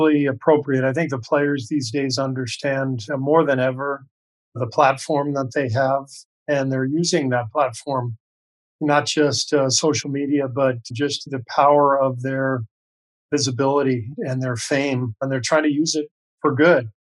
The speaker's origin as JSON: {"language": "English", "town": "Los Angeles", "region": "California", "country": "United States", "tie": "born or raised there", "also_born_or_lived": "Beirut, Lebanon / Cairo, Egypt", "said": "so I was born in Beirut, Lebanon, and spent quite a bit of time overseas. Our home base was Los Angeles. My dad was a professor at UCLA for 20 years through most of my childhood"}